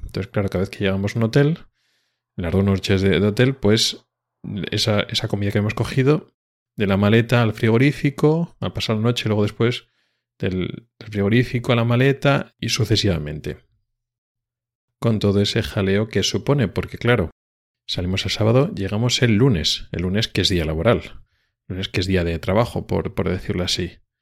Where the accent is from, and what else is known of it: Spain; now in Sweden